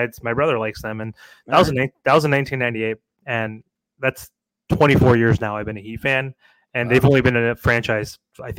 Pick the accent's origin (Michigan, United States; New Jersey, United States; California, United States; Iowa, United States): California, United States; Fresno; also born or lived in Pennsylvania; was born in Pennsylvania, but I moved to Fresno, California when I was five. So grew up in California